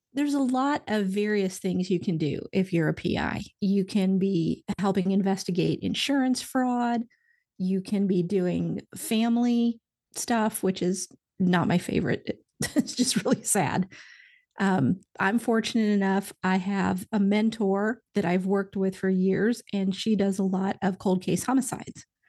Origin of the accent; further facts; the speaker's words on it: Indiana, United States; now in Nashville, United States; I'm from Indiana originally, so good old solid, solid Midwestern